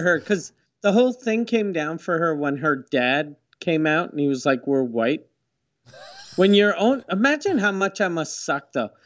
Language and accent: English; Quebec City, Quebec, Canada; I grew up in Quebec City next to, uh, it used to be called the Huron Village